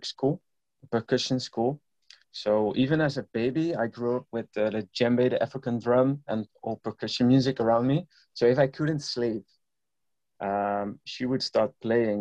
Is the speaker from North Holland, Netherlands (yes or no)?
no; Eindhoven, North Brabant, Netherlands; It was in Eindhoven, my hometown where I grew up.